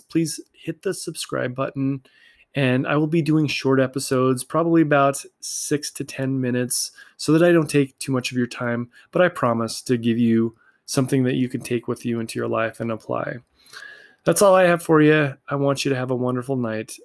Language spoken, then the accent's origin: English; Salt Lake City, Utah, United States; I grew up here in Salt Lake City, Utah